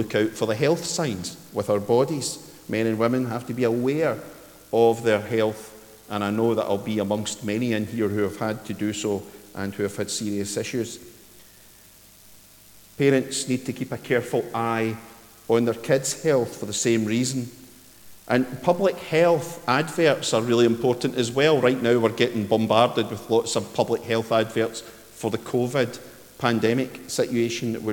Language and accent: English; Ayrshire, Scotland, United Kingdom; when I was wee at Dorai, where I grew up in Ayrshire